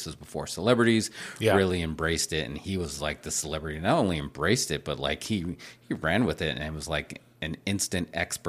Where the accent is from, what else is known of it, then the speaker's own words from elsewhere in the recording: Hollywood, California, United States; I'm from Hollywood, so I don't have to keep watching the YouTube version.